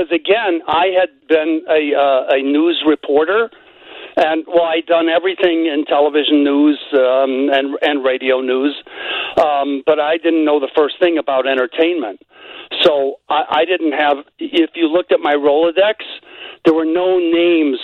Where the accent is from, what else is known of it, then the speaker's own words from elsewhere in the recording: Chicago, Illinois, United States; moved away as an adult; I grew up in Chicago